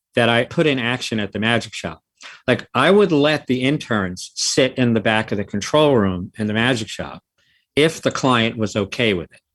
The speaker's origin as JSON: {"language": "English", "town": "New York City", "region": "New York", "country": "United States", "tie": "born or raised there", "also_born_or_lived": "California", "said": "I'm from the city. I've lived in the city almost my whole life. I grew up in the Bronx"}